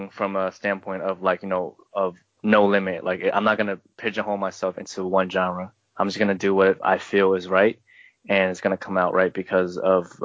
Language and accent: English; Seattle, Washington, United States; let's not dog Seattle. on my hometown.